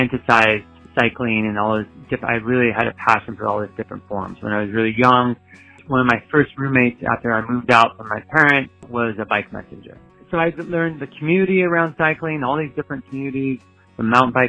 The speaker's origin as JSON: {"language": "English", "country": "United States", "said": "I'm from the United States"}